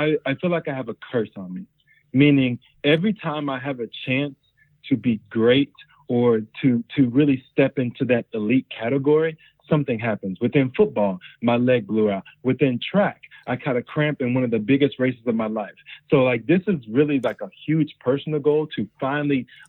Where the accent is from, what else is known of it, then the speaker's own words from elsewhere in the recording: Houston, Texas, United States; also born or lived in Michigan; now in Austin, United States; I'm from Houston, Texas